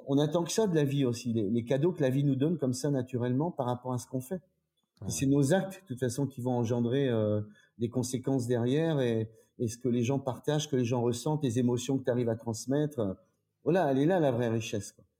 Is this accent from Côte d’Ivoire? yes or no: no; Troyes, Grand Est, France; je suis d'origine de Troyes, en Champagne.